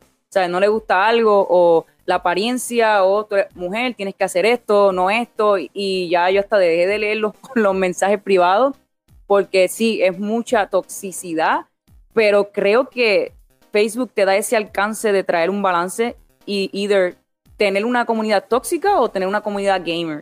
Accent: Vega Baja, Puerto Rico; moved away as an adult; also born or lived in Orlando, Florida; now in Florida, United States; soy de Vega Baja, Puerto Rico. Ah, me crié en Puerto Rico, nací en Puerto Rico, me mudé a los Estados Unidos cuando tenía como 18 años.

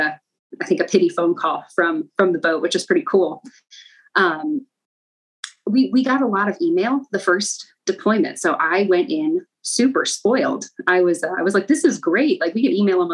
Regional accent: Midwest, United States; moved away as an adult; living on the coast for the first time, because we grew up in the Midwest

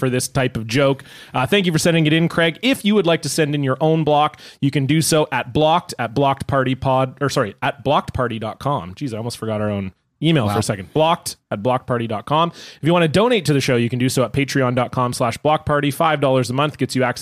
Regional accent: Toronto, Ontario, Canada; now in Vancouver, Canada; I was born in Ontario

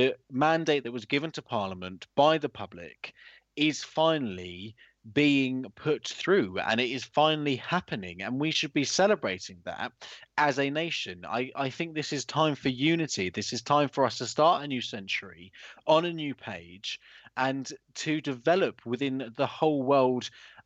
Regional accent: United Kingdom; we are British people

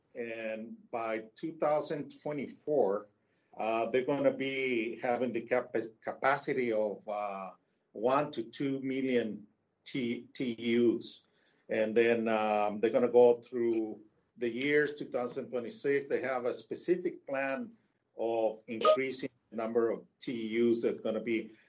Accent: Tijuana, Baja California, Mexico; moved away; also born or lived in United States; I'm a uh, Mexico native. I'm from Tijuana.

